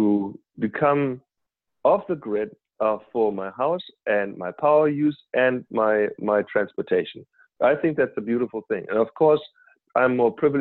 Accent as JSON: {"language": "English", "country": "Germany", "moved": "yes", "said": "I'm originally from Germany"}